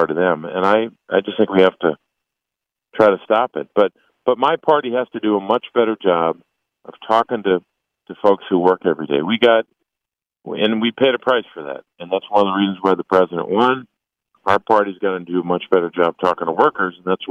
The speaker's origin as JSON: {"language": "English", "region": "Pennsylvania", "country": "United States", "tie": "born or raised there", "said": "I grew up in Pennsylvania in politics."}